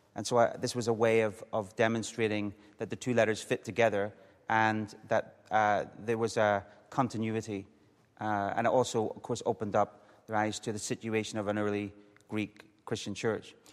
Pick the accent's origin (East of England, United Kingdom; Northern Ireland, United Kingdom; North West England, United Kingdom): Northern Ireland, United Kingdom; Coleraine; I grew up in the north, on the north coast of Northern Ireland, um, a little town called Coleraine, not far from the Giants Causeway